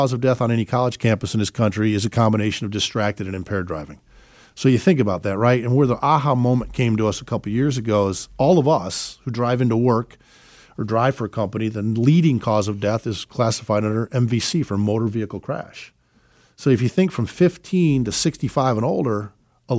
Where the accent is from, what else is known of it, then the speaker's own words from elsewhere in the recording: Chicago, Illinois, United States; moved away; we're originally from Chicago